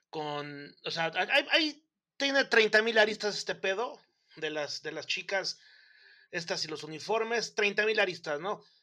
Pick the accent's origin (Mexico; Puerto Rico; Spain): Mexico; Nosotros como mexicanos somos más de parafernalia que de resultados.